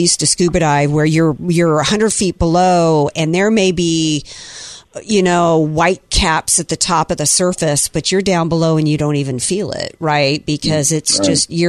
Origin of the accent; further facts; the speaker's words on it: the South, United States; I grew up in the South, and it's like everybody went to church on Sunday and went to Sunday school.